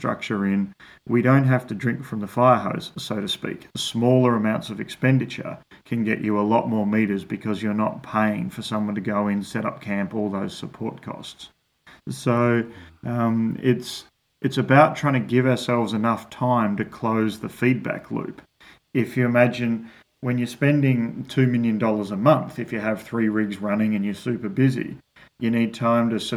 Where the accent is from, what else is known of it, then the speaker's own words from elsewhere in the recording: Australia; moved away; an Australian from a farming background